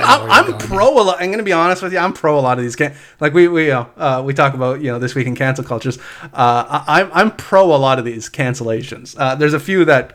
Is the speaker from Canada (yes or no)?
yes; Canada; Growing up in Canada, I grew up in like rural areas